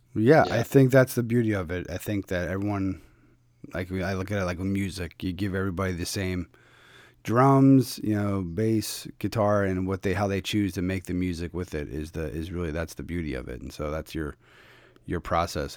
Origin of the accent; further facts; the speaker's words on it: Philadelphia, Pennsylvania, United States; moved away; I'm from originally from Philadelphia